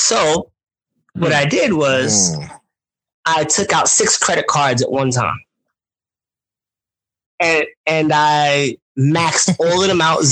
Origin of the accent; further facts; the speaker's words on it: New York City, New York, United States; accent: New York; I'm from Brooklyn, New York